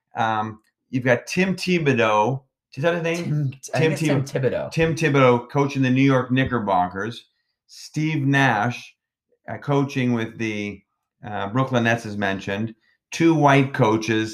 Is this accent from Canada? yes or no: yes; Canada; I am a Canadian